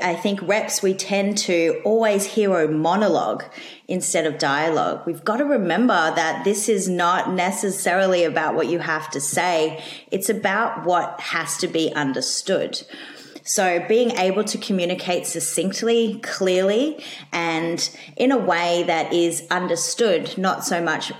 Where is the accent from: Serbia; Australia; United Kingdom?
Australia